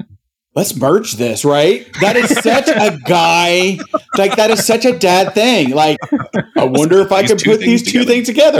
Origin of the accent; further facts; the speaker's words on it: United States; I'm an American.